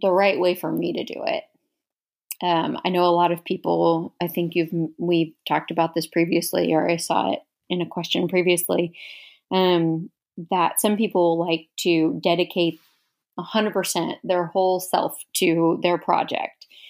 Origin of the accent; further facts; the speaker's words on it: Houston, Texas, United States; moved away as an adult; now in Dallas, United States; growing up in Houston